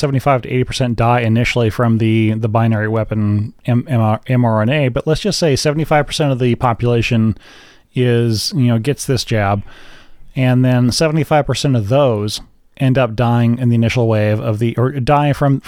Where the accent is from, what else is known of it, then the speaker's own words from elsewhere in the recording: United States; I'm an American, so I'm going to look at America first.